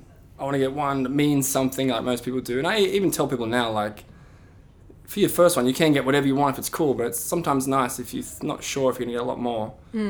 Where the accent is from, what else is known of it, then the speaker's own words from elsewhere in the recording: Sydney, New South Wales, Australia; moved away as an adult; also born or lived in Essex; now in London, United Kingdom; I'm a tattooer from Sydney, Australia, and I currently live and work in London.